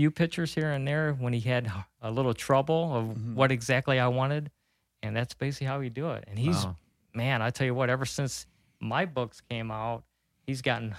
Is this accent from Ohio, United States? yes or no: yes; Clyde, Ohio, United States; now in Fremont, United States; I'm from Clyde, born and raised in Clyde